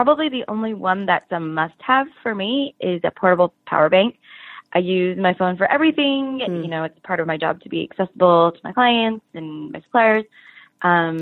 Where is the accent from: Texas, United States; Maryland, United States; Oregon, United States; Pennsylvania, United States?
Oregon, United States; now in Orange County, California, United States; I grew up in Oregon